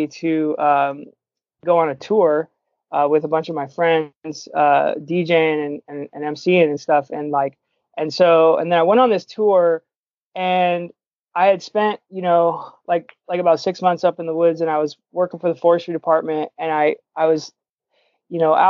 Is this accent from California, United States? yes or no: yes; Concord, California, United States; also born or lived in Berry Creek, California / Butte County, California; I came from the Bay Area, East Bay, Concord